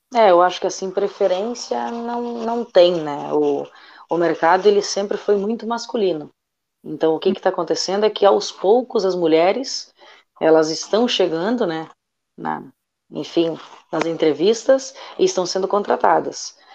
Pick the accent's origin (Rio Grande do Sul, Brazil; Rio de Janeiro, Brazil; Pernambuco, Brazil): Rio Grande do Sul, Brazil; also born or lived in Santa Catarina / Pelotas; now in Passo Fundo, Brazil; eu sou daqui, né? Nascida e criada